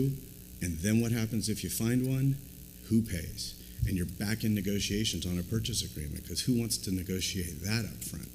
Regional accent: Southern California, United States; I grew up in Southern California

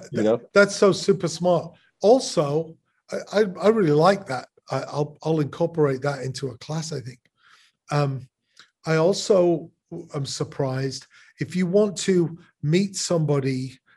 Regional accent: Chicago, Illinois, United States; I'm from Chicago.

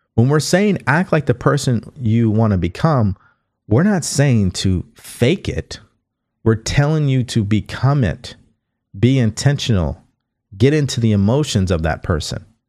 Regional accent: California, United States; also born or lived in Houston, Texas; I'm from California

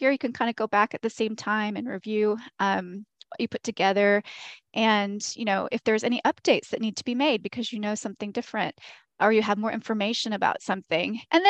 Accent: the South, United States; Because I'm from the Southern United States, there is a lot of there are differences between these traditions.

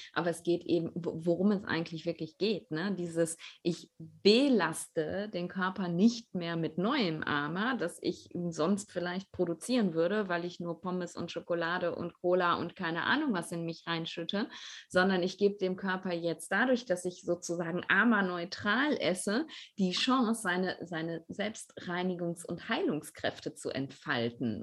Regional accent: Ruhr area, North Rhine-Westphalia, Germany; bei uns im Ruhrpott

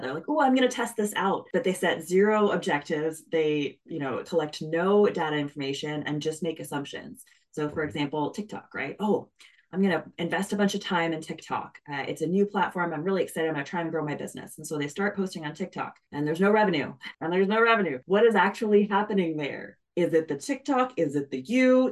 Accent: Canada; I'm Canadian, so we say niche

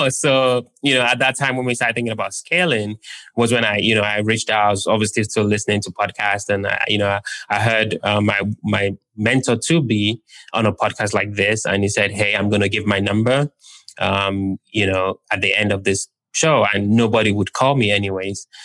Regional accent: London, United Kingdom; also born or lived in Nigeria; where I was born in Nigeria, we don't have that. And where I grew up in London, I think you'd be hard pressed to be able to put 3% down.

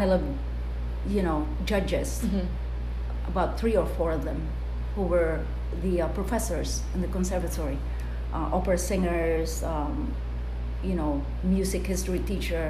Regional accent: Bicol Region, Philippines; It's a barrio by the hill, close to the dormant volcano we call Mount Isarog in Bicol region in the Philippines

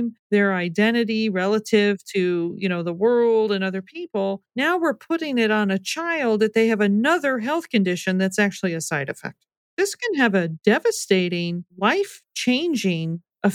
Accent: United States; I was raised in the American culture

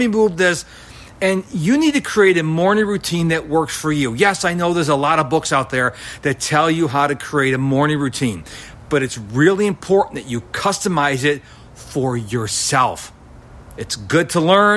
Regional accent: Houston, Texas, United States; my hometown of Houston, Texas

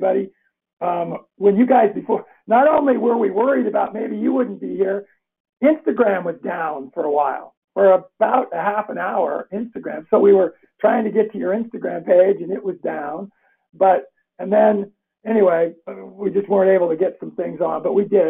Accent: Northern Colorado, United States; also born or lived in California; I'm from Northern Colorado

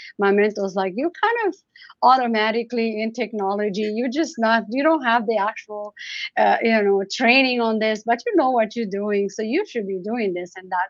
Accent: Romania; now in Canada; growing up in Romania

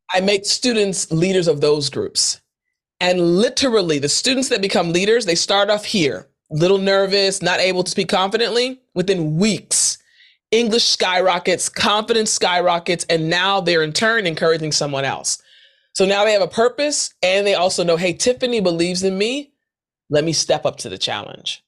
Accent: United States; moved away as an adult; also born or lived in South Korea; I'm from Maryland. I'm from D C.

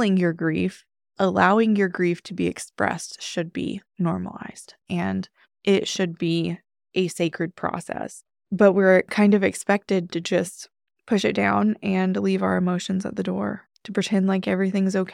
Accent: United States; I grew up in America where grief isn't expressed

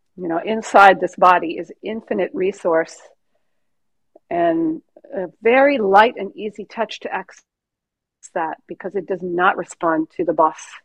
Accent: California, United States; I'm from California

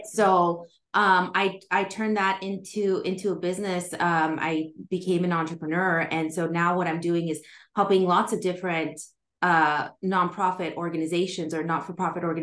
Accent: Southern California, United States; I am calling in from Southern California in the United States, right where I grew up, actually

